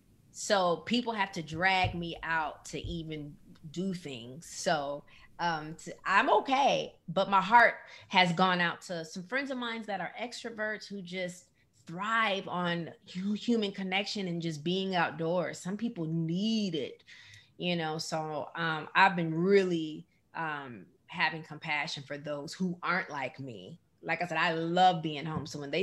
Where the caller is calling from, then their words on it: Atlanta, Georgia, United States; I'm calling in from Atlanta, Georgia.